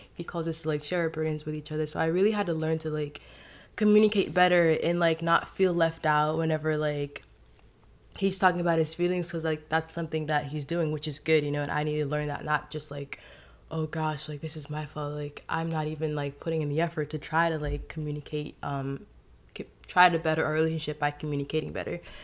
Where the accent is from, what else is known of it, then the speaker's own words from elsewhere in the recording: Haiti; now in United States; I grew up in Haiti. I was raised, born and raised there, and so I came into America.